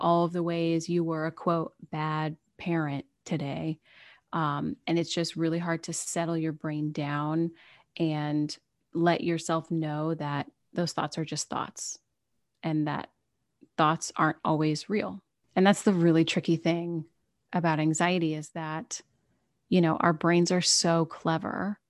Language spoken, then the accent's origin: English; United States; I am an American